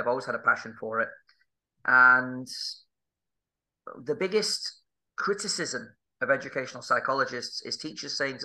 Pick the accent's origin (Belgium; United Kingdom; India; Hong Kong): United Kingdom; Manchester, North West England; moved away as an adult; also born or lived in Budapest / South Korea / Czech Republic / Spain; I'm from Manchester in the UK